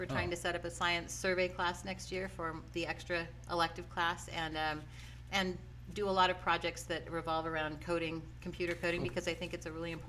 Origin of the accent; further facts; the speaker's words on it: Ontario, Oregon, United States; moved away; also born or lived in Nyssa, Oregon / Southern California; I moved up here from Southern California to be closer to home. I'm originally from Oregon. I grew up in Ontario.